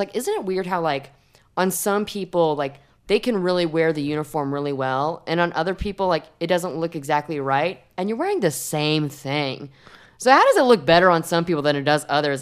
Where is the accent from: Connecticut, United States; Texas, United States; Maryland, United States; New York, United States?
Texas, United States; Houston; our public schools in Houston, you have to wear uniforms